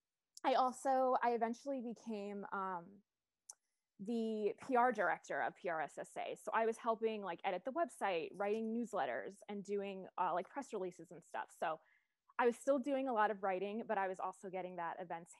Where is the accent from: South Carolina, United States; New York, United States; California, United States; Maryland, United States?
New York, United States; Long Island; moved away as an adult; also born or lived in West Virginia; I am actually from Long Island, New York